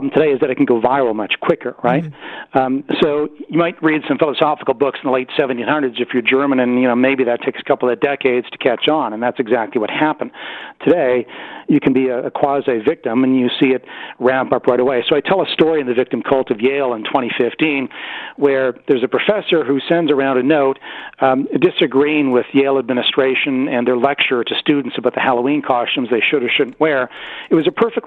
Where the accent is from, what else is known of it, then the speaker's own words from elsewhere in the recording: Kelowna, British Columbia, Canada; I grew up near Kelowna, very progressive West Bank First Nation there in southern British Columbia